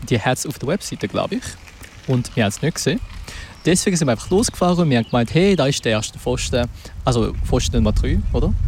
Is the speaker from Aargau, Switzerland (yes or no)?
no; Zurich, Switzerland; ich persönlich bin auch ein Zürcher